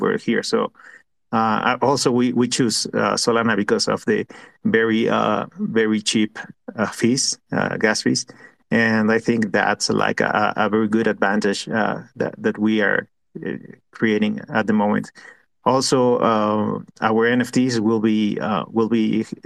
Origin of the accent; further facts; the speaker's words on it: Mexico; We are from Mexico